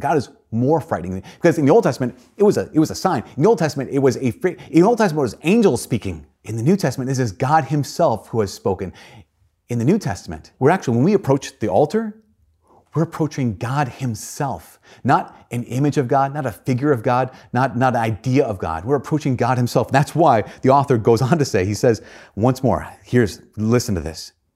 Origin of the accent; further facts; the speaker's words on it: United States; as American Christians